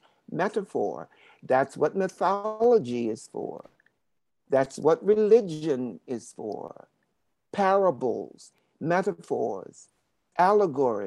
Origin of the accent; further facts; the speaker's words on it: Baltimore, Maryland, United States; moved away as an adult; also born or lived in New York; I grew up in Baltimore, Maryland